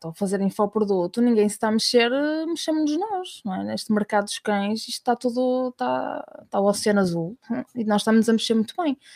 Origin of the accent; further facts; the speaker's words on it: Portugal; Nós somos muito, somos portugueses de há, 500 anos atrás, a conquistar.